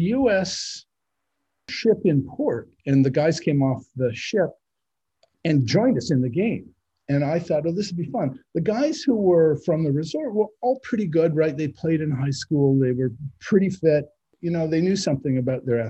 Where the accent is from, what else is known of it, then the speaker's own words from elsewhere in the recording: Canada; now in United States; growing up in Canada